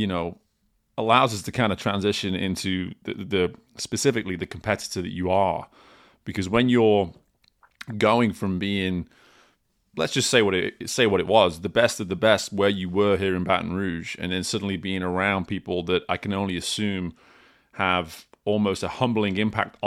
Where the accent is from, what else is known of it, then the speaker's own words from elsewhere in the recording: United Kingdom; moved away as an adult; as a British man that's been out of the UK for almost two decades at this point